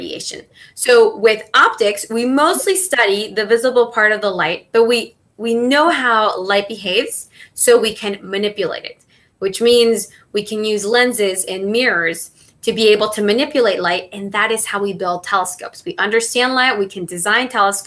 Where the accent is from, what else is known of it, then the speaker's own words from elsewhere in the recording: Mexico; first language Spanish; English is a second language; moved away as an adult; also born or lived in Maryland; now in United States; I was born and raised in Mexico